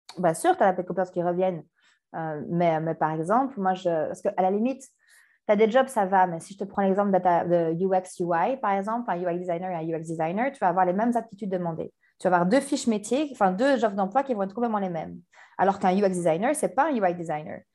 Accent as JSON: {"language": "French", "town": "Brussels", "region": "Brussels-Capital Region", "country": "Belgium", "tie": "born or raised there", "also_born_or_lived": "Canada", "said": "je suis bruxelloise. Euh, je suis née à Bruxelles, j'ai grandi à Bruxelles, dans le quartier populaire d'Anderlecht"}